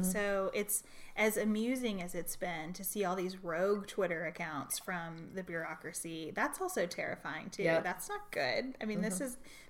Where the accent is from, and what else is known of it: Western Kentucky, United States; born or raised there; now in Louisville, United States